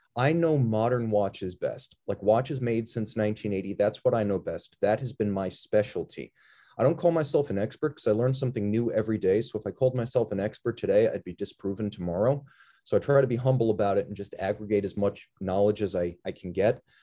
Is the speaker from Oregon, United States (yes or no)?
no; New York, United States; moved away as an adult; also born or lived in Miami; now in Pennsylvania, United States; I'm from New York, so I'm a northeasterner